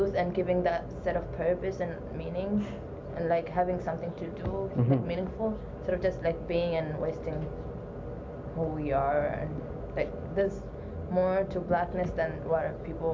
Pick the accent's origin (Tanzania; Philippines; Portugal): Tanzania; now in Canada; I'm from Tanzania.